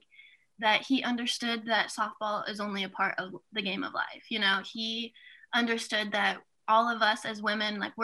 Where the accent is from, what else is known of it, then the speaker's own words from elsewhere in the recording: Kansas City, Missouri, United States; I am actually from Kansas City. I live maybe 15, 20 minutes from the stadium